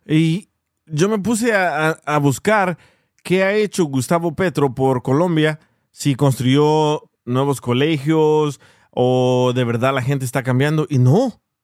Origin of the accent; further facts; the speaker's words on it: El Salvador; soy salvadoreño